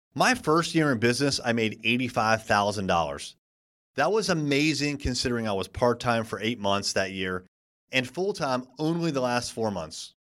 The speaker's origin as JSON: {"language": "English", "country": "United States", "said": "being an American"}